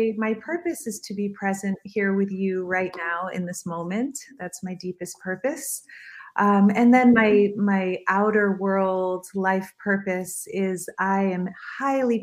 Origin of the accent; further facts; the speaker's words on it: Miami Beach, Florida, United States; I was raised in Miami Beach